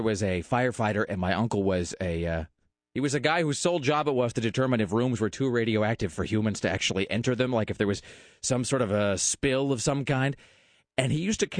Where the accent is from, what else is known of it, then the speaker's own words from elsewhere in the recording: Kennewick, Washington, United States; now in Portland, United States; Because I am from that town. Hanford is to my hometown of Kennewick